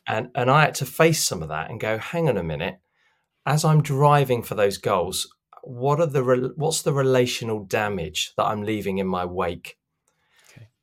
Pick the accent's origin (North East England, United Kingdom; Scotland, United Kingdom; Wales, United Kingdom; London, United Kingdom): London, United Kingdom; I grew up in in South London